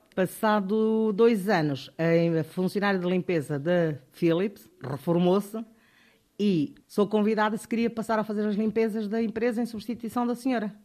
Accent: Bié, Angola; moved away as an adult; also born or lived in Luso, Angola / Coimbra, Portugal; now in Portugal; Nasci em Angola, na cidade do Bié, em 1956. Vim para Portugal em 1975 por causa da guerra de Angola

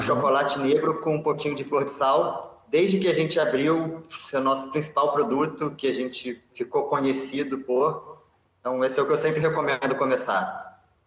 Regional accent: Rio de Janeiro, Brazil; accent: carioca; moved away as an adult; now in Lisbon, Portugal; sou brasileiro do Rio de Janeiro.

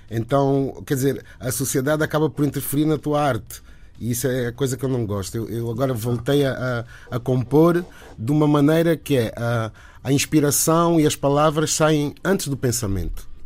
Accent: Angola; enquanto angolano

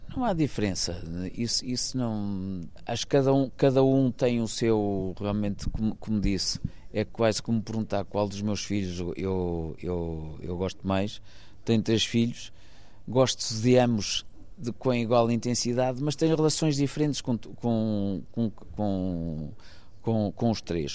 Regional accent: Maia, Norte, Portugal; also born or lived in Porto; nasci no Porto, mas vivi toda a minha vida numa, numa quinta que, na, na, Maia

